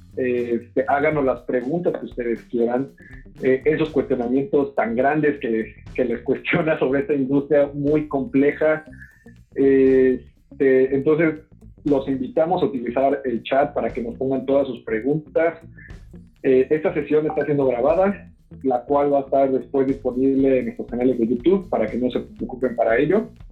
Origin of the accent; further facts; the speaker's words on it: Mexico; nos tenemos que preparar como mexicanos